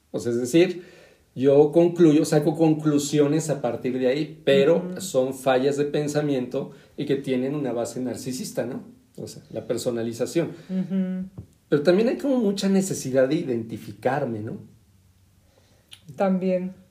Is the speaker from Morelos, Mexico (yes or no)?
no; State of Mexico, Mexico; los dos somos del Estado de México, por algo